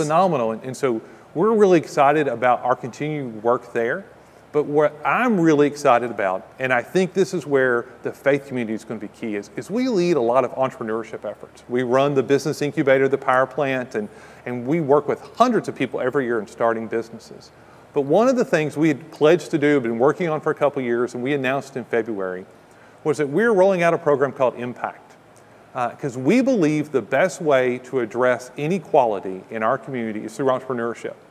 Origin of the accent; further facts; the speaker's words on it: Kentucky, United States; now in Ocala, United States; I'm from Kentucky